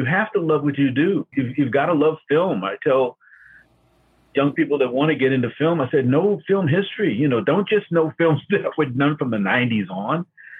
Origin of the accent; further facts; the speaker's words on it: New York, United States; Oh, I remember I first saw it on $1 Million Movie when I was growing up in New York.